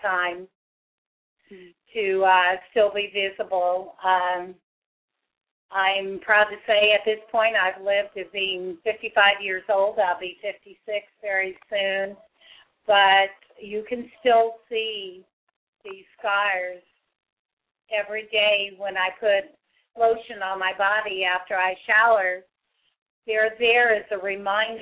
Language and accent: English; St. Joseph, Missouri, United States; I grew up in St. Joseph, Missouri